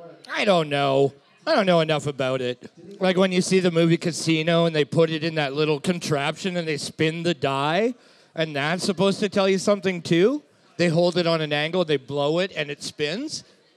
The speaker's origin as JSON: {"language": "English", "country": "Ireland", "said": "As an Irish person"}